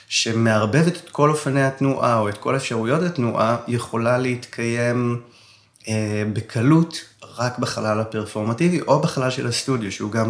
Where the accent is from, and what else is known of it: Yavne, Central District, Israel; born or raised there